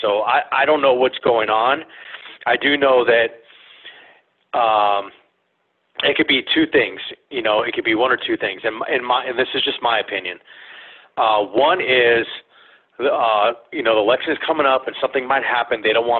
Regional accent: California, United States; look at California. You know, I grew up there in the San Fernando Valley.

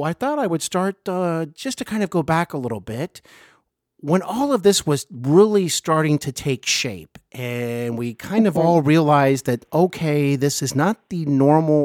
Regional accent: Cincinnati, Ohio, United States; also born or lived in Hollywood; I host Hollywood and Beyond podcast here in my hometown of Cincinnati

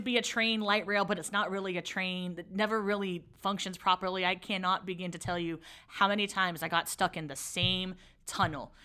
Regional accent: San Francisco, California, United States; grew up in San Francisco, from San Francisco, born and raised

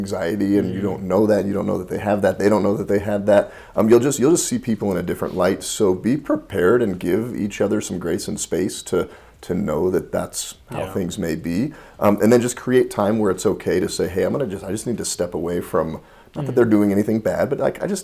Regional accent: United States; I'm American

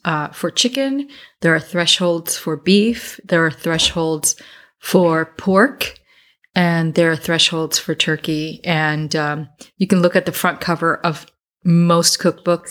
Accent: New Jersey, United States; accent: Jersey; my Jersey accent

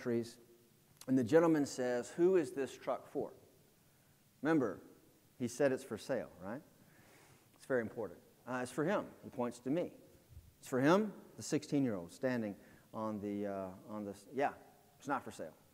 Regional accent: Greenville, South Carolina, United States; also born or lived in Florence, South Carolina; I was born in Florence, raised in Greenville, went to North Greenville, got my undergrad there, and then went back and got my master's there. So I'm a South Carolinian through and through.

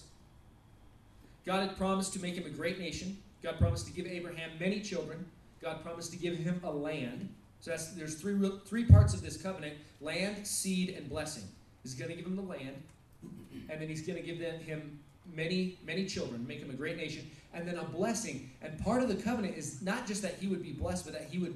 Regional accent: United States; also born or lived in Russia

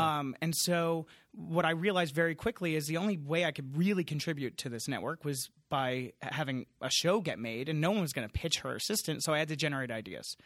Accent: Long Island, New York, United States; I grew up in Long Island, so a suburb kid

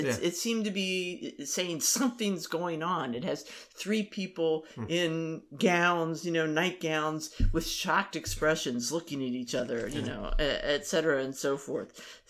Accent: Maryland, United States; We did not pay attention to them.

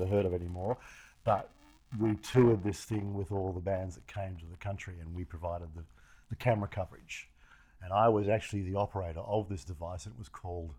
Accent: Australia; now in United States; We just did not get what you got here in America.

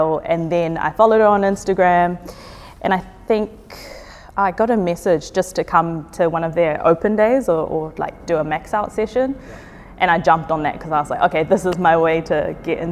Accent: Auckland, New Zealand; Born and raised in South Auckland my whole life.

